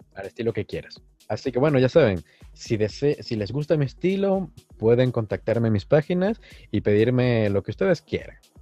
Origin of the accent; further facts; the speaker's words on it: Venezuela; la mayoría somos venezolanos